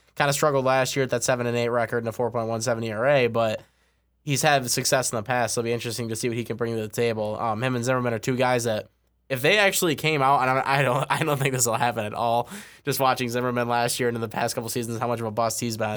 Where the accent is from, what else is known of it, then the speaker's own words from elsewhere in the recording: West Michigan, United States; I growing up in West Michigan, I used to watch him play all the time at the Whitecaps